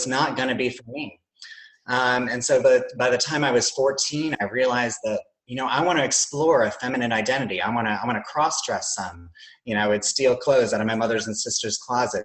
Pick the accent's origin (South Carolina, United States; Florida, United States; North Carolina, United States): South Carolina, United States; moved away as an adult; I grew up in South Carolina in a smaller town